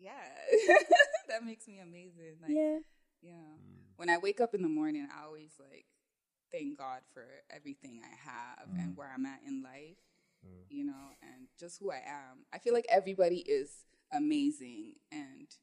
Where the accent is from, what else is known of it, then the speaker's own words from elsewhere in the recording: Toronto, Ontario, Canada; moved away as an adult; now in Ghana; Canada, in Toronto. I grew up there. I was born in Canada, and then I lived in Ghana for like maybe like some 4 years when I was a child. And then we moved back to Canada